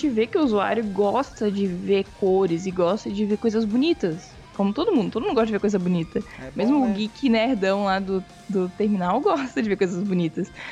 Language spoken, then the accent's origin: Portuguese; Florianópolis, Santa Catarina, Brazil; eu sou de Florianópolis.